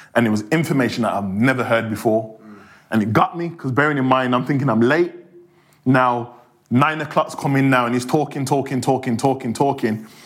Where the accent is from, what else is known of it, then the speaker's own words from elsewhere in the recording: Birmingham, West Midlands, United Kingdom; accent: Birmingham; growing up in Hockley, which is right next door to Handsworth